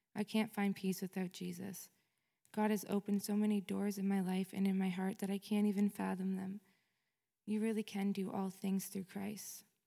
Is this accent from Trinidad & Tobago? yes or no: no; Fort Erie, Ontario, Canada; I was born in Fort Erie, Ontario